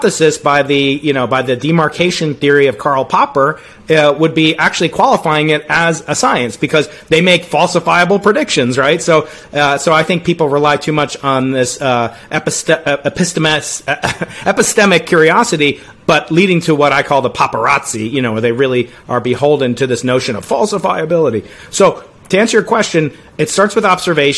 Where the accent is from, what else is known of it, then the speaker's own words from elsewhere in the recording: New York, United States; I'm a New Yorker